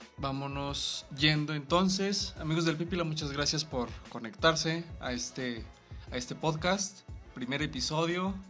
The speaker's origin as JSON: {"language": "Spanish", "region": "Guanajuato", "country": "Mexico", "said": "somos de Guanajuato"}